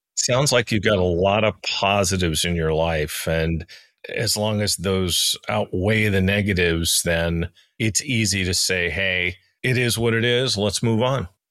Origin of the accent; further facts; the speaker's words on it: United States; moved away; my home country, not the one I live in, but in my home country, the United States.